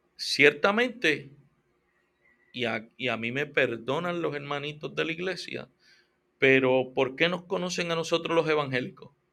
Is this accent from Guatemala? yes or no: no; Puerto Rico; yo soy boricua